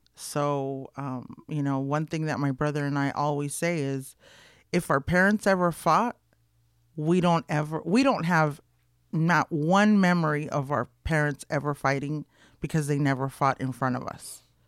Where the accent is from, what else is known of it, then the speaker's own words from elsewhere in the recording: Los Angeles, California, United States; Boyle Heights, born and raised in East L